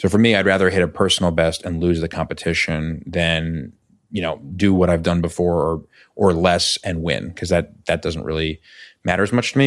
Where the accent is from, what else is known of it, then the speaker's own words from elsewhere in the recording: New York City, New York, United States; moved away as an adult; now in Los Angeles, United States; I grew up in New York City. I grew up in Chelsea